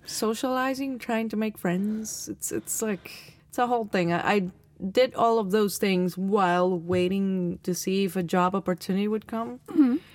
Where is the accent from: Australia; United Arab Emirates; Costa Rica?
Costa Rica; Alajuela; I was born in Alajuela, which is like 17 kilometers away